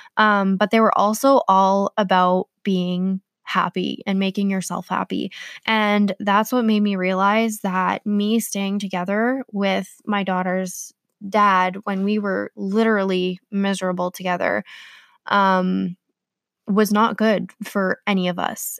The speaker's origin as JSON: {"language": "English", "region": "Manitoba", "country": "Canada", "tie": "born or raised there", "said": "So, I was born in Manitoba. Um, I'm a Canadian girl."}